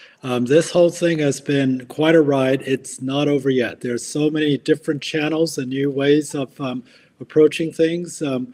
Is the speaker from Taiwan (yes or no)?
yes; Taiwan; born there; also born or lived in United States; I was born in Taiwan, you know, but I lived in the States for about close to 7 years.